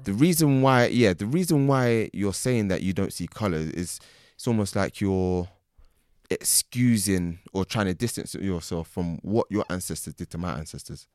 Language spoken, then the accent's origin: English; England, United Kingdom; I'm born here. I can't ever forget the fact that I'm born here